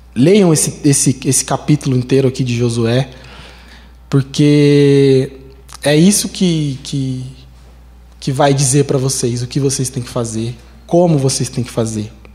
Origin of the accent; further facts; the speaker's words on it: Osasco, São Paulo, Brazil; a gente vinha de ônibus lá de Osasco